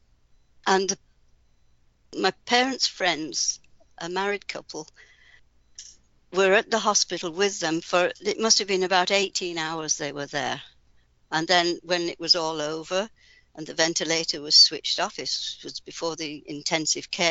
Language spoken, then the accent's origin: English; Yorkshire and the Humber, United Kingdom; I grew up in Yorkshire, in England